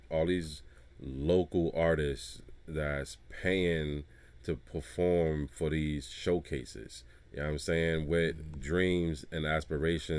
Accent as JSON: {"language": "English", "town": "Hartford", "region": "Connecticut", "country": "United States", "said": "I'm from Hartford"}